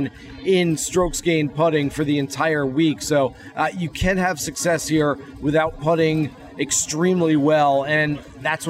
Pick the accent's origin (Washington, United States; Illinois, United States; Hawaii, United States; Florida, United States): Florida, United States; Orlando; this is my hometown event. I love it here. I live 10 minutes away